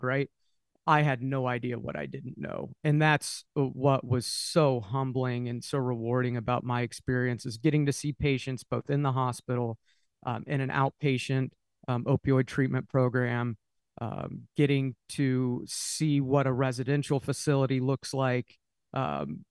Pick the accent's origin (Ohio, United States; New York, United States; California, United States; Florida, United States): Ohio, United States; Dayton; I'm from Dayton, Ohio